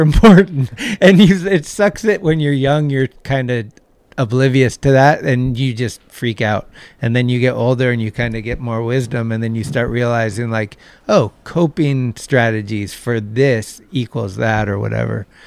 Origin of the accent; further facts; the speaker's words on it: Redwood City, California, United States; also born or lived in San Francisco; was born in Redwood City, which is like twenty minutes south. So I've been here my whole life pretty much in this area